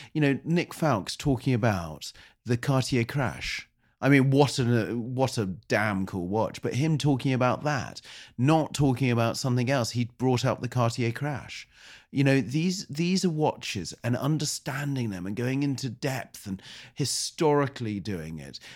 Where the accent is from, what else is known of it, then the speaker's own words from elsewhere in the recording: United Kingdom; also born or lived in United States (born); I am British